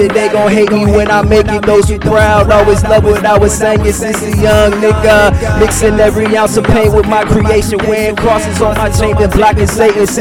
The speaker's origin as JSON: {"language": "English", "town": "St. Petersburg", "region": "Florida", "country": "United States", "said": "I'm from St. Petersburg, Florida, right across the bridge."}